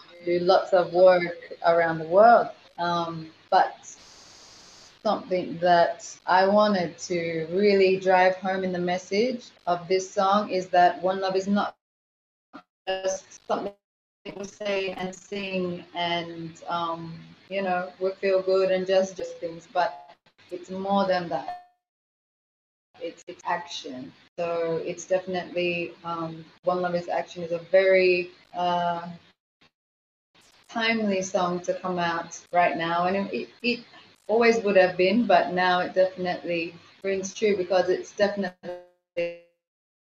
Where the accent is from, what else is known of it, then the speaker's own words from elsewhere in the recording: Kingston, Jamaica; I am from Kingston, Jamaica.